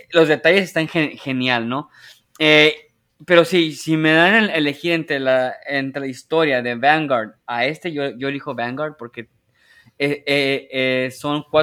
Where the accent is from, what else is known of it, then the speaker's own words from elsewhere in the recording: Mexico; Y, yo como jugador mexicano dije, eh, qué chido, mira, ahí está mi ciudad.